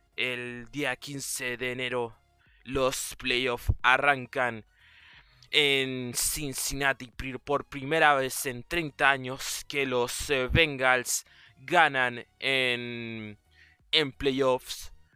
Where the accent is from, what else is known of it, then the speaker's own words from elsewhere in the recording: Chile; yo soy chileno